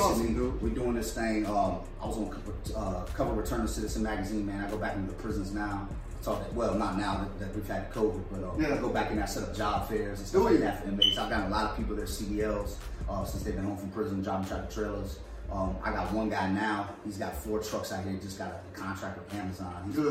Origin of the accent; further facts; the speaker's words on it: Dallas, Texas, United States; I was like, listen, I grew up out here in Oak Cliff.